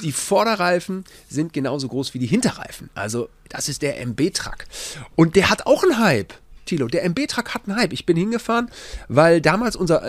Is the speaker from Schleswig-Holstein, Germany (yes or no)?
no; Gütersloh, North Rhine-Westphalia, Germany; auch bei uns in Gütersloh.